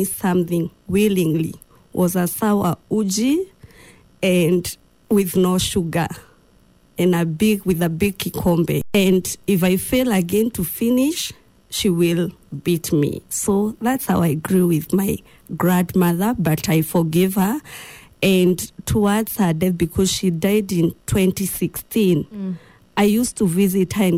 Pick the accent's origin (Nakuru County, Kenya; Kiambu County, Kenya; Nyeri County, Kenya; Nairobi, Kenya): Kiambu County, Kenya; Githunguri; also born or lived in Machakos, Kenya; that time we were living in Machakos. Mm. And then when I was in class 2, we came back to our home area, which is in Githunguri, Kiambu County.